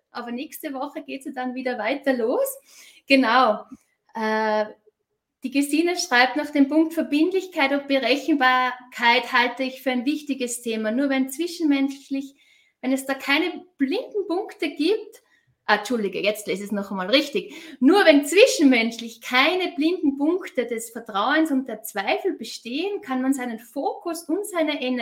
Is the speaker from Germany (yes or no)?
no; Austria; Also ich bin ja selbst aus Österreich.